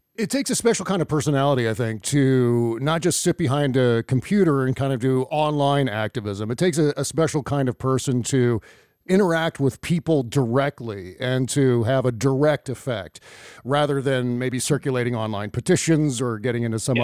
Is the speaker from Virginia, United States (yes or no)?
yes; Northern Virginia, United States; I was uh, born and raised in Northern Virginia